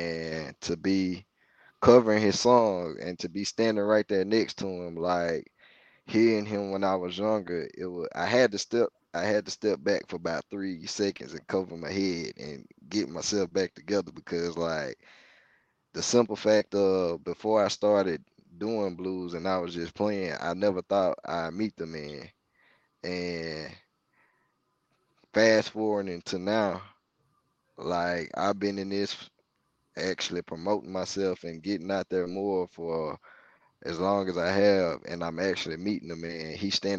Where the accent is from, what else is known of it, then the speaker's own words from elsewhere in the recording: Mississippi, United States; I said, no, I'm from right here in Mississippi.